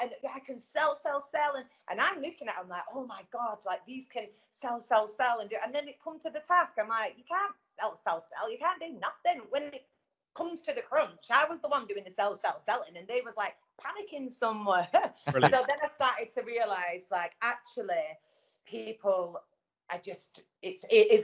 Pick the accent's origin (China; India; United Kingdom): United Kingdom; the North of England; accent: Northern